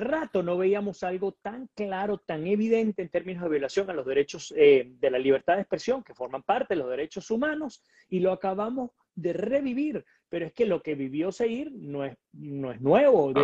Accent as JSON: {"language": "Spanish", "country": "Venezuela", "said": "nosotros como venezolanos"}